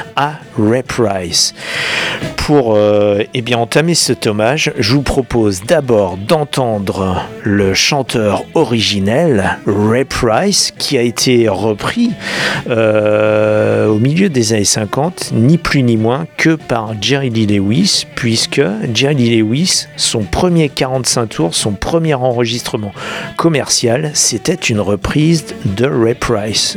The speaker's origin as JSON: {"language": "French", "country": "France", "said": "chez nous en France"}